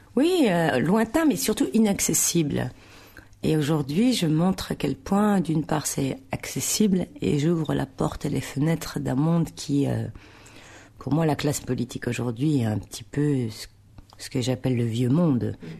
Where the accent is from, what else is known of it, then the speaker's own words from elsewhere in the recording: Tourcoing, Hauts-de-France, France; also born or lived in Roubaix; Donc je suis née à Roubaix. Et je suis, j'ai vécu à Tourcoing.